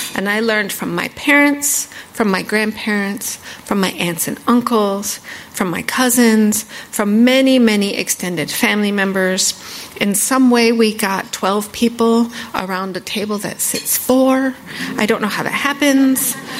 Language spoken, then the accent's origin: English; northeast Arizona, United States; now in Washington, D.C., United States; I'm Navajo. I grew up on the Navajo Reservation in northeast Arizona